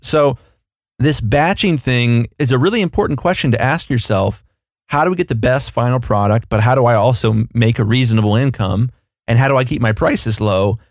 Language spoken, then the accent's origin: English; United States; I'm an American here